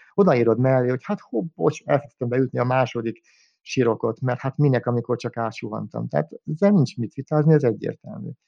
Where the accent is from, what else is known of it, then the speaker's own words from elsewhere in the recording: Budapest, Hungary; bár messze van tőlem budapesti lévén